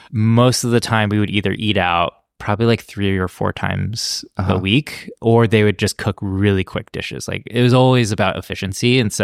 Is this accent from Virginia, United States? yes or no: no; Cincinnati, Ohio, United States; born or raised there; also born or lived in Texas